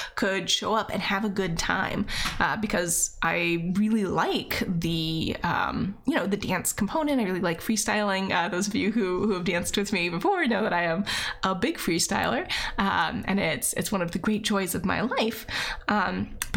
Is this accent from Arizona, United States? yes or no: no; Virginia, United States; moved away as an adult; also born or lived in Seattle; I moved back home to Virginia.